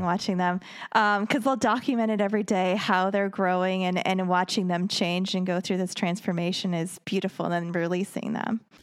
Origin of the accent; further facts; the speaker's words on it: Racine, Wisconsin, United States; I grew up in Racine